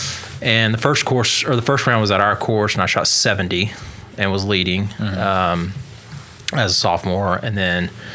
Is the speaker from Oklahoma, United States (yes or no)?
yes; Oklahoma, United States; my home school or my hometown, our school didn't allow you to play two spring sports